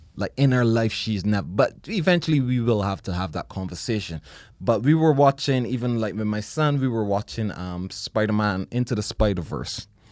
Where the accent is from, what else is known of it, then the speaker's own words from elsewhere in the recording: Barbados; moved away; growing up in Barbados